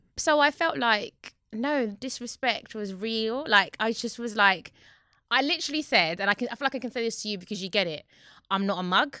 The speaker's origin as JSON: {"language": "English", "region": "London", "country": "United Kingdom", "said": "I'm from Newham"}